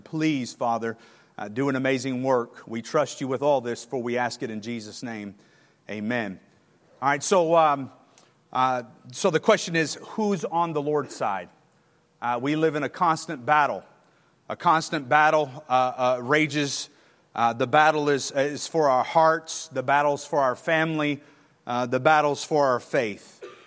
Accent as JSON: {"language": "English", "region": "Texas", "country": "United States", "moved": "as an adult", "lives_now": "Alabama, United States", "said": "I'm a Longhorn. I'm from Texas"}